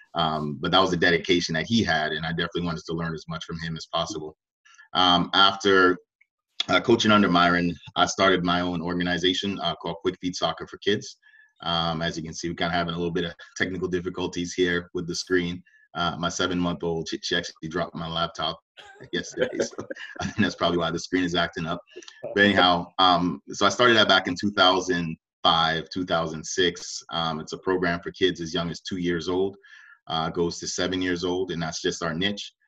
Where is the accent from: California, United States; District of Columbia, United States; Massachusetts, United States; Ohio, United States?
District of Columbia, United States; Washington; also born or lived in Canada; born in Canada, but I was raised in Washington, D.C.